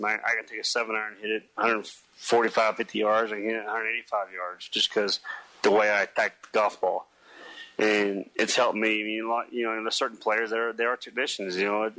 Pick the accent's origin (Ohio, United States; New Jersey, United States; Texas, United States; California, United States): Texas, United States; Amarillo; growing up in Amarillo, the wind blew a lot. It was flat